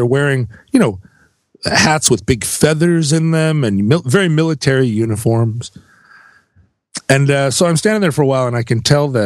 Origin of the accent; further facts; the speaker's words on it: United States; I'm an American